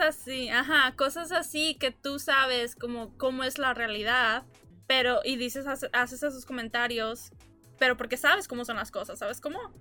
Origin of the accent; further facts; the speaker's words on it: Mexico; also born or lived in El Paso, Texas, United States; now in New York, United States; nací en El Paso, pero crecí en México, pero tengo años viviendo aquí en Nueva York